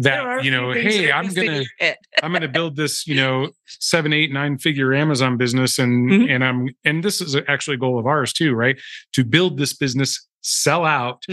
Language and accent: English; United States